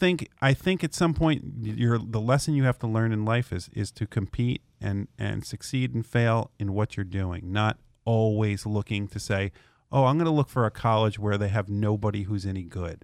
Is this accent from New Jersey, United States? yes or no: yes; New Jersey, United States; I grew up in North Jersey, always wanted to go see a hockey game in Madison Square Garden.